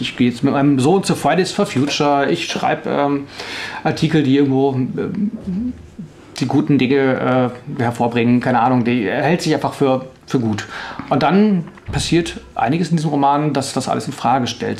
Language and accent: German; Northern Germany, Germany; moved away as an adult; also born or lived in Tübingen; now in Stuttgart, Germany; also ich komme eigentlich aus Norddeutschland